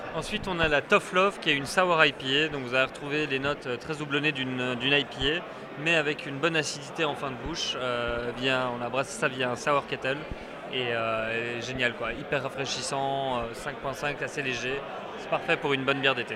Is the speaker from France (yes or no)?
no; Brussels, Brussels-Capital Region, Belgium; je suis bruxellois